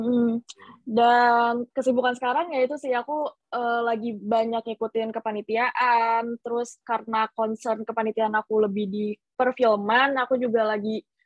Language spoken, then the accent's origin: Indonesian; Bogor, West Java, Indonesia; moved away as an adult; also born or lived in Curup, Bengkulu; now in Surabaya, Indonesia; pas gue TK tuh pada pindah uh, ngerantau ke Bogor